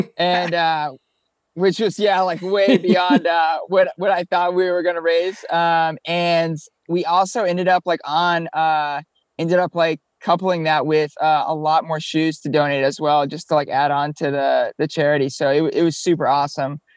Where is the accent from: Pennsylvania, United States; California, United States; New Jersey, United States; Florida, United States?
Florida, United States; moved away as an adult; also born or lived in Colorado / Oklahoma; now in New York City, United States; We grew up down here in Florida.